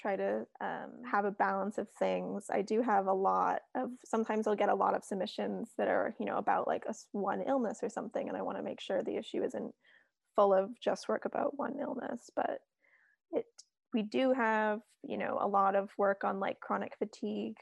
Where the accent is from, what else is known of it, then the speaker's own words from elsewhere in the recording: New York City, New York, United States; now in England; growing up in New York City